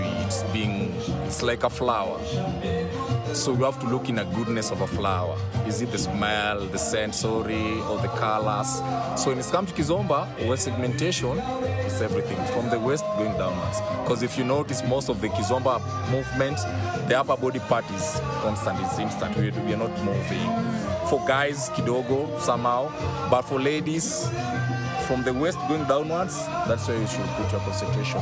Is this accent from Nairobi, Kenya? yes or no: no; Nakuru, Nakuru County, Kenya; I'm born and raised in Nakuru